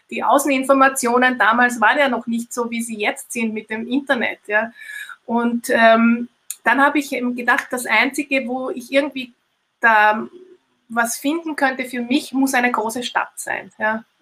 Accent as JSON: {"language": "German", "country": "Austria", "said": "bei uns in Österreich ist das kein Studium, sondern das ist ein, ähm, eine äh, wie nennt man das?"}